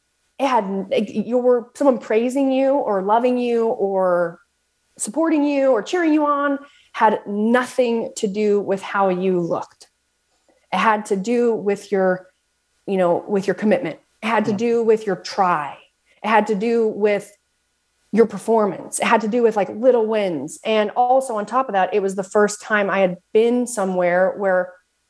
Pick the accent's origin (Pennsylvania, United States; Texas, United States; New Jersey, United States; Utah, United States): Utah, United States; Southern; also born or lived in Salt Lake City, Utah; Lived in Salt Lake City, but I am from Southern Utah